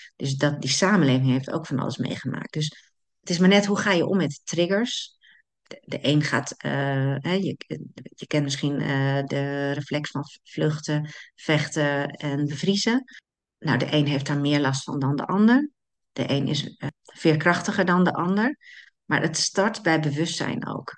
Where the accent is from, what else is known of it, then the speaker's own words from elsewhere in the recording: Netherlands; wij als Nederlanders